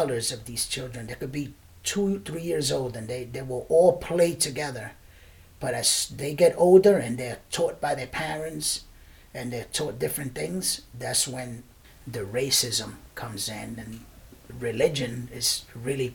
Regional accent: Puerto Rico; also born or lived in Brooklyn, New York, United States; I was born and raised in Brooklyn, in Bushwick. My parents are from Puerto Rico. My mom decided to move back. So then we moved back to Puerto Rico when I was about 3 years old.

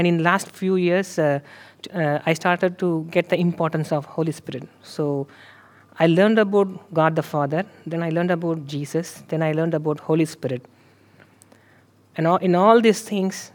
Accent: India; moved away; I am from India

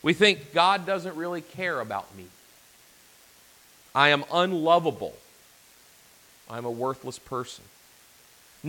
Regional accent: Arkansas, United States; I'm from Arkansas, so we would say break the tooth

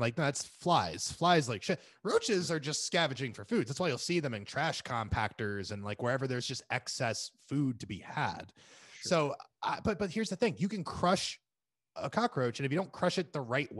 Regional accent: California, United States; I do like that, like, as a Californian, when California was on fire, there was no like, hey, ring the bells, guys.

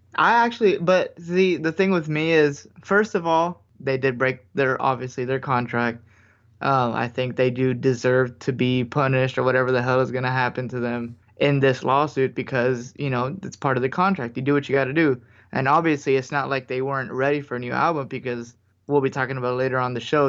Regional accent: United States; we're American

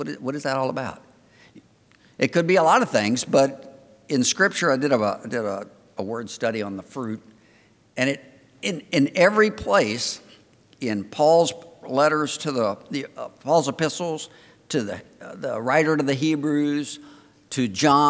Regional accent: Florida, United States; I'm from the Old South. And I'm from Florida.

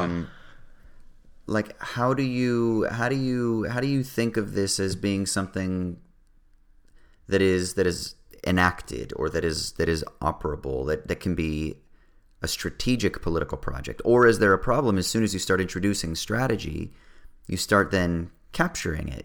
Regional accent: California, United States; I'm from California

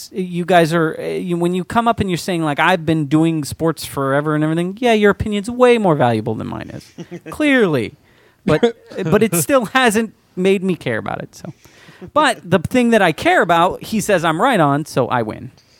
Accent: Philadelphia, Pennsylvania, United States; I'm from Philadelphia, so he's like our biggest sports hero.

